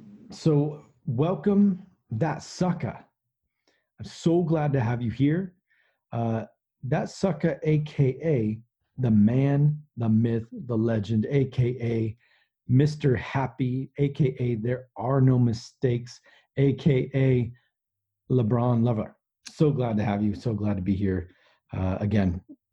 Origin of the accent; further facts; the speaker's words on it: Mexico; That's how we do it in the land that is just north of my home country, Mexico.